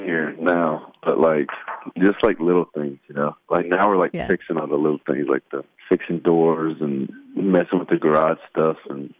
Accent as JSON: {"language": "English", "town": "Shreveport", "region": "Louisiana", "country": "United States", "tie": "born or raised there", "said": "So Friday night, I'm playing my hometown for the first time since I've started playing music."}